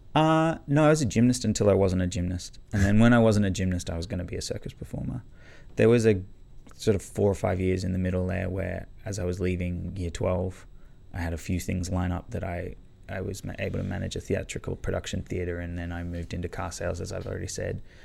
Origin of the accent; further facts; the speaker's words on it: Canberra, Australian Capital Territory, Australia; now in Melbourne, Australia; I grew up in Canberra, um, but I moved to Melbourne